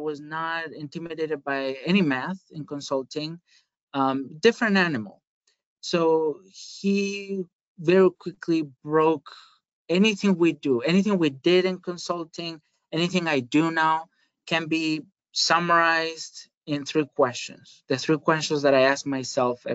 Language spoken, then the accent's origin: English; Spain; moved away; I am originally from Spain. I am not from the Basque Country